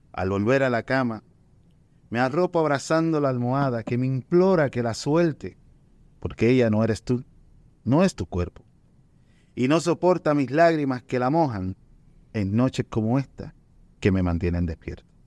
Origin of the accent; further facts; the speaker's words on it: Puerto Rico; accent: Puerto Rican; also born or lived in Dominican Republic; yo me crié en, ambos países